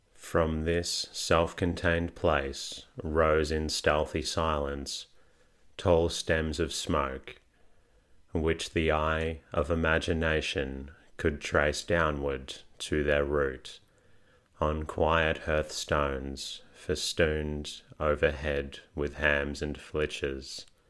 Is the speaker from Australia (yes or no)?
yes; Australia; I am Australian, not British.